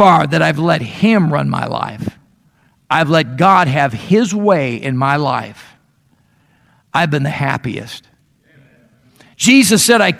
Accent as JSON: {"language": "English", "town": "Chicago", "region": "Illinois", "country": "United States", "tie": "born or raised there", "moved": "yes", "lives_now": "Meridian, United States", "said": "I grew up in the Chicago area"}